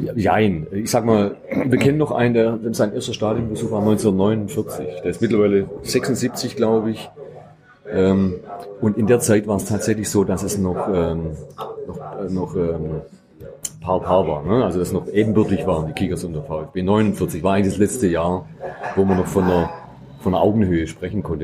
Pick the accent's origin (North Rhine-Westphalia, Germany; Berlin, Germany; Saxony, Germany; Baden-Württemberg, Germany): Baden-Württemberg, Germany; near Metzingen/Reutlingen, outside Stuttgart; Ich komme auch nicht direkt aus Stuttgart, sondern ich aus dem Umland Richtung Metzingen, Reutlingen bin ich aufgewachsen.